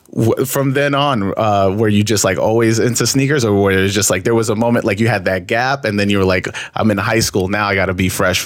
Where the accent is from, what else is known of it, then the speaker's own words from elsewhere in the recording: New York City, New York, United States; I lived by Left Rack most of my, like growing up, I lived by Left Rack